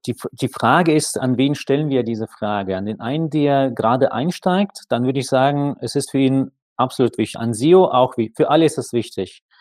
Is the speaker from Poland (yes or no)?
no; Saint Petersburg, Russia; moved away; ziehe jetzt wieder mal in meine Heimatstadt zurück, St. Petersburg.